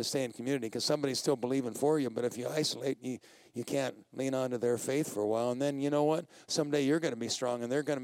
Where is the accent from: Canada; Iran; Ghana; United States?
United States; Colorado; I'm from Colorado